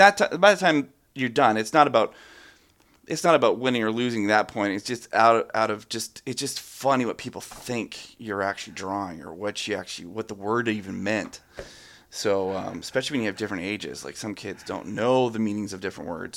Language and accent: English; Calgary, Alberta, Canada; I grew up in Ca, at, in Calgary, Alberta, which is in the middle of the city